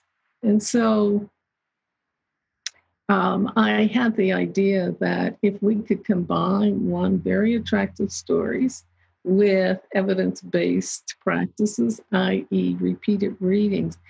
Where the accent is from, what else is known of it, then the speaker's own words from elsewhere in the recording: southeast of Pittsburgh, Western Pennsylvania, United States; I grew up in Western Pennsylvania, just southeast of Pittsburgh, and actually a steel mill town